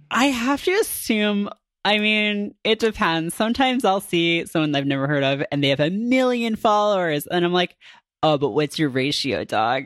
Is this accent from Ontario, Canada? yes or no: yes; near Toronto, Ontario, Canada; the highway to Toronto from my hometown